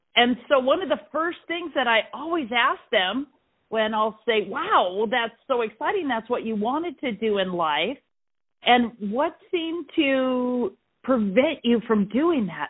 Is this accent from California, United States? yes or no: yes; Ventura, California, United States; I am from Ventura, California. It's north of Los Angeles. And I live on the coast there